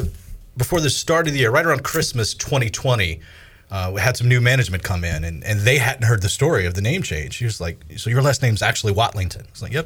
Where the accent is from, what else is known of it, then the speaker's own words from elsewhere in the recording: Washington County, North Carolina, United States; I am from Washington County, North Carolina.